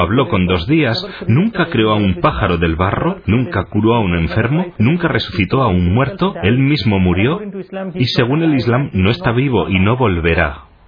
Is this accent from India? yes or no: yes; Wayanad, Kerala, India; Spanish is a second language; Mis bisabuelos son de Turquía, pero se trasladaron al sur de la India, en el sur, en Kerala, en una localidad que se llama Wayanot